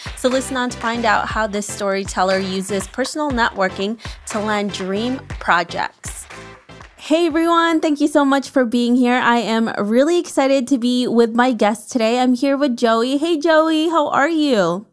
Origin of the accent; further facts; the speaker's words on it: New York City, New York, United States; I'm from New York City